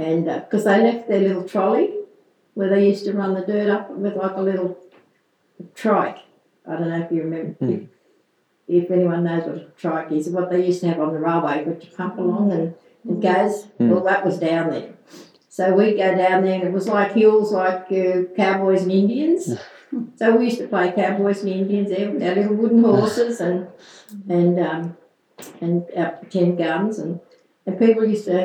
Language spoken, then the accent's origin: English; Dubbo, New South Wales, Australia; In Dubbo.